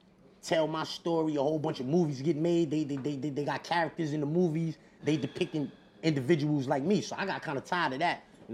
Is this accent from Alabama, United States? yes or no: no; New York City, New York, United States; I'm from Corona